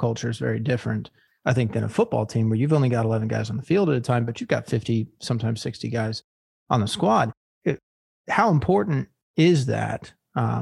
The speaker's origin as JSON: {"language": "English", "town": "Tampa", "region": "Florida", "country": "United States", "said": "we're both from Tampa"}